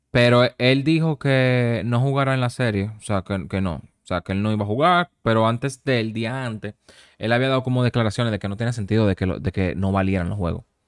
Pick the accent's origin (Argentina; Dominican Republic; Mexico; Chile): Dominican Republic; moved away; yo como dominicano